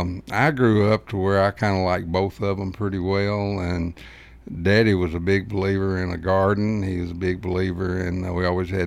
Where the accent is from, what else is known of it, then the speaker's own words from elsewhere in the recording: Blackman, Tennessee, United States; also born or lived in Murfreesboro, Tennessee; I grew up in Blackman, Tennessee, when you could get on a bicycle and a horse and ride down to the Blackman store.